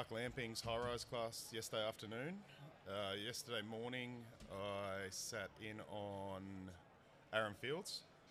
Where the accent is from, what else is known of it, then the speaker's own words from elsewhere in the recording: Melbourne, Victoria, Australia; So I'm from Melbourne, Victoria, Australia. I work in the city of Melbourne. Comparing it to a U.S. city, it'd be Chicago.